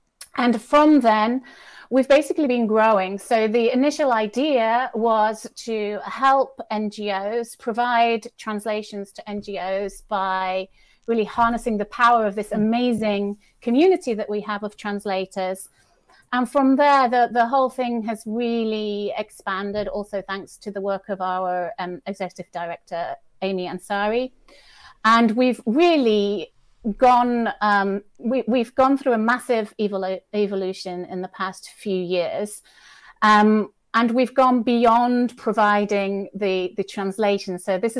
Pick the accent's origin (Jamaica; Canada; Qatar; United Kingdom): United Kingdom; now in Italy; I live in Italy, North Italy usually, although I am British, as you might tell from my accent, but I'm actually in Dublin today